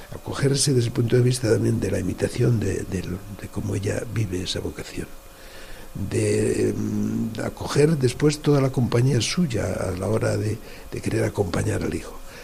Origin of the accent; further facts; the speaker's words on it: Villalba, Spain; moved away; also born or lived in Salamanca / Munich; mi parroquia donde yo he nacido, Villalba, es Santa María de Villalba